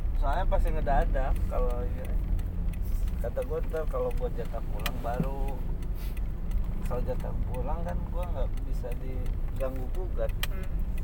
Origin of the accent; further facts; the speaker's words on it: Bogor, West Java, Indonesia; gua putra daerah